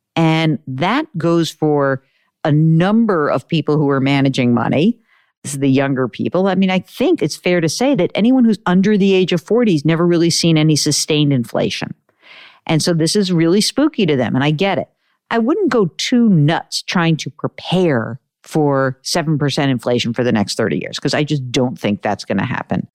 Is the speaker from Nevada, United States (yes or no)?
no; New York, United States; I'm a Jew from New York